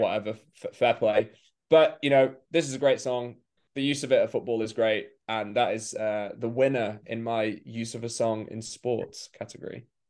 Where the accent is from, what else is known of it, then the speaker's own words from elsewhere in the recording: England, United Kingdom; as an English person